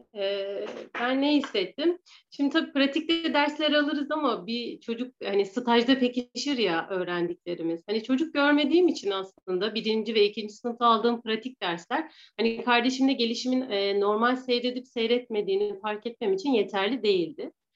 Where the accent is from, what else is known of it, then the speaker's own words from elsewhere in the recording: Ankara, Turkey; 1985 Ankara doğumluyum.